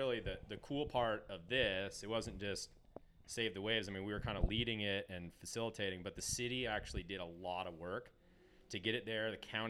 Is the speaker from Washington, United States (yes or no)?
yes; Washington, United States; moved away; I grew up in Washington, so.